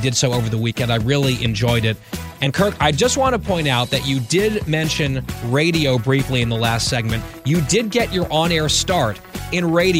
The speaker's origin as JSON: {"language": "English", "region": "New York area", "country": "United States", "tie": "born or raised there", "also_born_or_lived": "Washington, D.C.", "moved": "as an adult", "said": "I grew up in the New York area, didn't really have a team."}